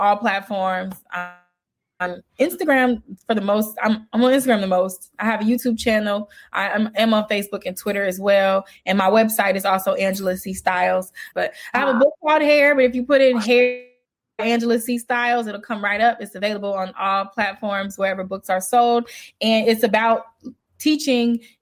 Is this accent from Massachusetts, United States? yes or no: no; Chicago, Illinois, United States; I'm from Chicago